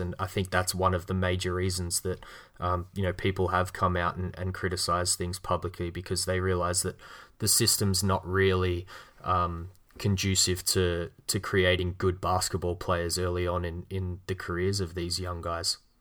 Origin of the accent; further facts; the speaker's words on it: Australia; accent: Australian; my Australian accent